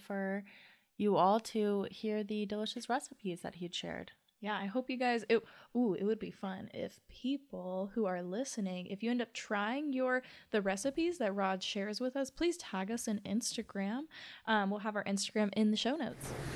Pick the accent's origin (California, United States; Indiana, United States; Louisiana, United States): Louisiana, United States; moved away; I'm from Louisiana and I have a lot of Cajun roots